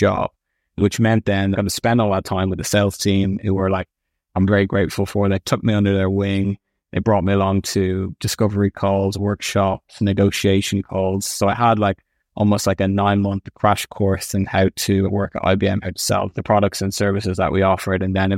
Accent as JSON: {"language": "English", "town": "Clontarf", "region": "County Dublin", "country": "Ireland", "tie": "born or raised there", "said": "I loved it there. Originally, it was in Griffith Avenue for about 12 years or so, and then we moved to Clontarf. I loved being by the sea."}